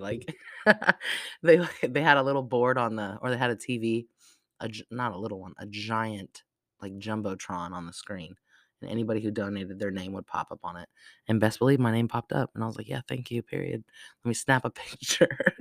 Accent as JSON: {"language": "English", "region": "Arizona", "country": "United States", "tie": "born or raised there", "moved": "yes", "said": "I was not born in Arizona, I was raised in Arizona"}